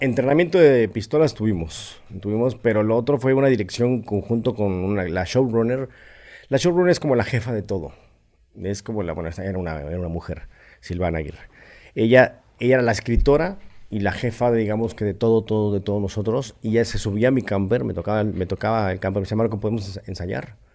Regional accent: Mexico City, Mexico; nací en la Ciudad de México.

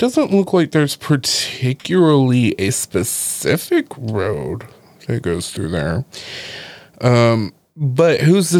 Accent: California, United States; I'm from California

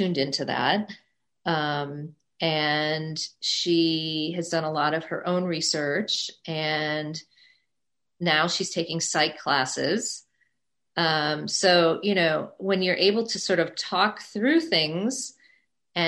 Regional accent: Midwest, United States; moved away as an adult; also born or lived in New York City / Indiana; now in New York, United States; I grew up in the Midwest, as I mentioned. I went to school in the Midwest at Indiana University

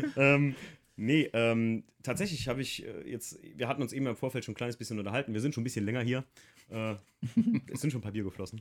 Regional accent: Rhineland-Palatinate, Germany; ich komme ja noch unten vom Moseltal, da mischt sich das noch Eifel und Hunsrück

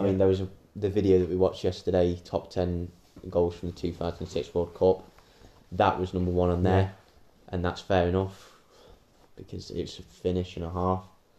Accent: England, United Kingdom; we're English.

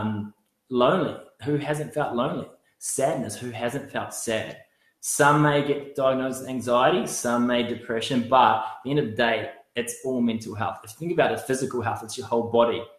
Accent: New Zealand; now in Australia; I grew up playing rugby in New Zealand

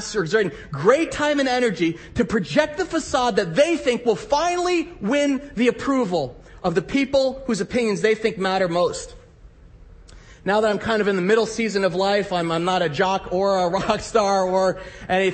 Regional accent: New Jersey, United States; moved away as an adult; also born or lived in Midwest; I grew up in New Jersey

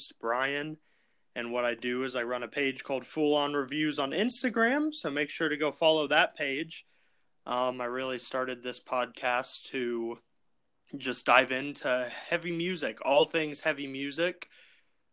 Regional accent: Austin, Texas, United States; moved away as an adult; now in Utah, United States; I'm from Austin.

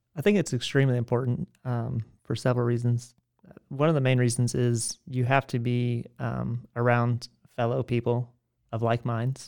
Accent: McDonough, Georgia, United States; I spent the last eighteen years, um, in a town just south of South Atlanta

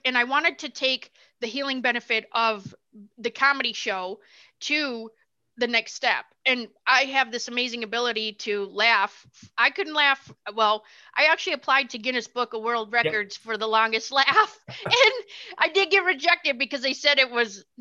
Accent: Michigan, United States; moved away as an adult; now in Tennessee, United States; I'm originally from Michigan. We live in Tennessee right now

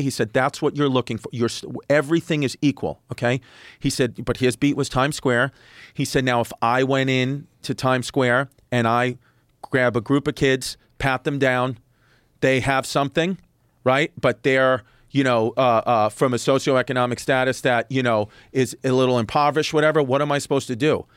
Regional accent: New York City, New York, United States; I grew up in New York City, great parents

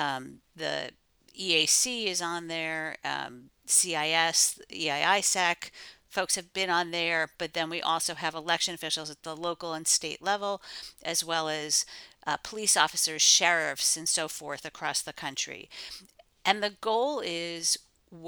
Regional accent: Pennsylvania, United States; I'm from Pennsylvania

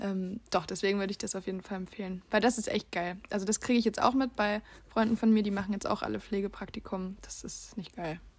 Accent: Leipzig, Saxony, Germany; moved away as an adult; now in Bulgaria; Ich, wir kommen ja aus Leipzig und ich habe mhm. äh, in Leipzig auch Jura studiert

